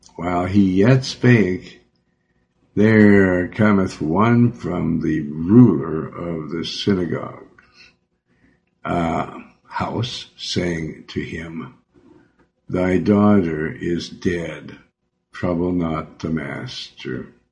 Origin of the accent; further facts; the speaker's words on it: Joplin, Missouri, United States; moved away; also born or lived in Beverly Hills; I'm from Missouri. I was born in Joplin